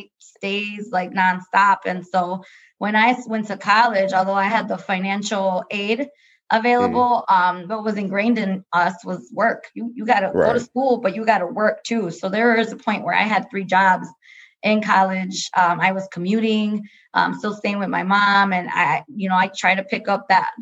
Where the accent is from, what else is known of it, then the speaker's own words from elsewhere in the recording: Milwaukee, Wisconsin, United States; born and raised in Milwaukee